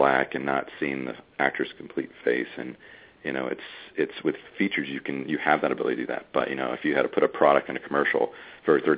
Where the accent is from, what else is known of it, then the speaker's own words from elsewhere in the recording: United States; being an American